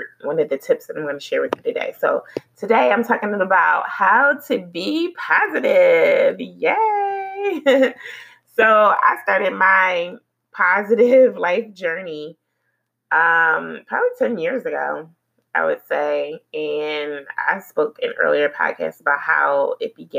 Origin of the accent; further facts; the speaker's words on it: Philadelphia, Pennsylvania, United States; moved away; I'm from Philly, and, you know, Philadelphia, I really appreciate the upbringing that I had there